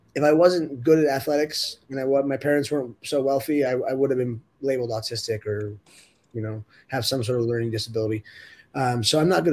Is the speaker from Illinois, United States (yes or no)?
no; Orange County, California, United States; where I grew up in Orange County, California